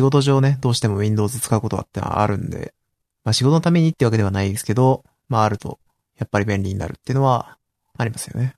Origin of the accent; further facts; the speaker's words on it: Osaka, Japan; 僕大阪ですけど。